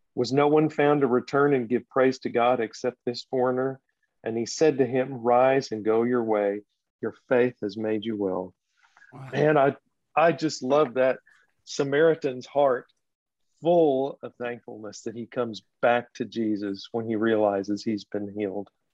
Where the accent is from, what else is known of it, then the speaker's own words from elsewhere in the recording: Texas, United States; now in Nashville, United States; I grew up in Texas